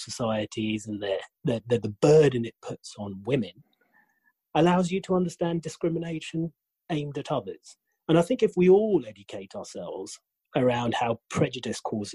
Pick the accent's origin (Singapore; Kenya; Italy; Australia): Kenya; moved away as an adult; also born or lived in United Kingdom; I'm half English, half Kenyan.